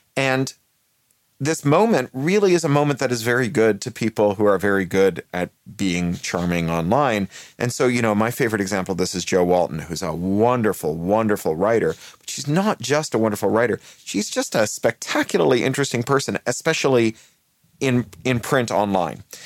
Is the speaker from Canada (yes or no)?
yes; Canada; also born or lived in United Kingdom; now in Los Angeles, United States; I'm Canadian by birth and British by naturalization